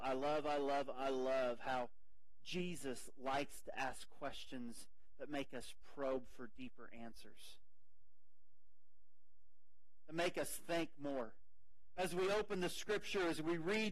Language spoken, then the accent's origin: English; United States; we're American